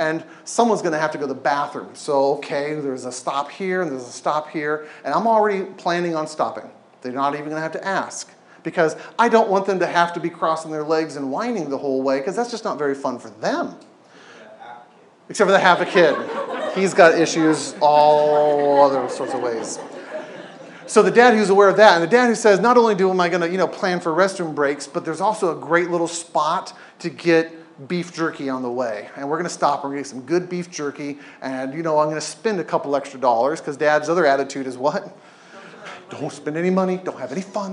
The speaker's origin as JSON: {"language": "English", "region": "Southern California", "country": "United States", "tie": "born or raised there", "moved": "yes", "lives_now": "Oregon, United States", "said": "I grew up in Southern California"}